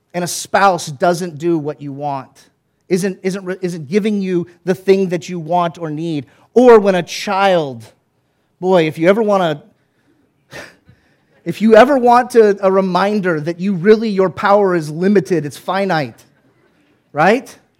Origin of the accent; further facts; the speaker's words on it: the South, United States; I grew up in the South.